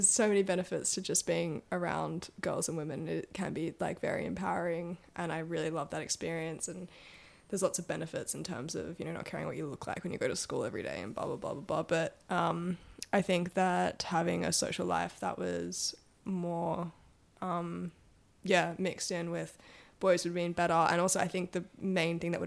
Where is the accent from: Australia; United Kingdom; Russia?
Australia; Sydney, New South Wales; I grew up in Sydney's eastern suburbs